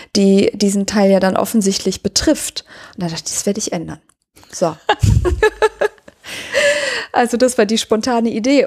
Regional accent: Cologne, North Rhine-Westphalia, Germany; als Kölner ist man halt äh, so Leib und Seele Kölner

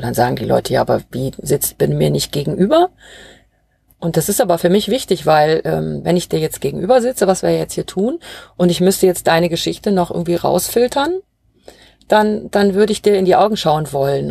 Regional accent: Ruhr area, North Rhine-Westphalia, Germany; now in Bavaria, Germany; ich komme ja ursprünglich aus dem Ruhrgebiet

